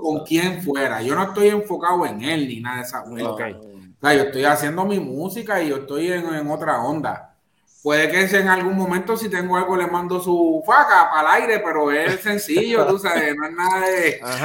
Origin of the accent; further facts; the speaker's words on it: Carolina, Puerto Rico; reggaetonero porque soy de Carolina.